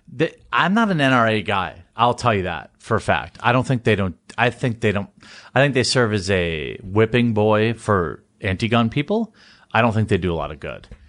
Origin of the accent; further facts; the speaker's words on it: Wisconsin, United States; my home state